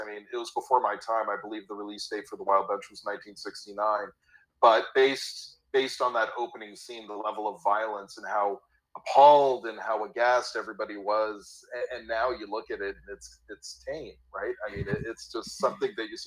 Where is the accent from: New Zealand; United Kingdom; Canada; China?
Canada; Toronto, Ontario; I'm born and bred in Toronto. Worked here all my life